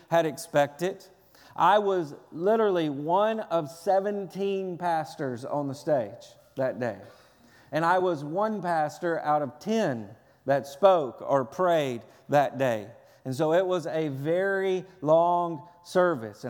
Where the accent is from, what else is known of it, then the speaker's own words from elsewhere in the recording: Lewisburg, Tennessee, United States; my hometown, Lewisburg, Tennessee